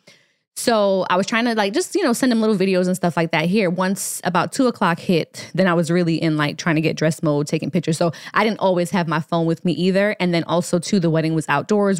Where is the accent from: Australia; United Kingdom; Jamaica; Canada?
Jamaica; moved away; Jamaica is our favorite place to, to visit. It's where I'm from. We're both dual citizens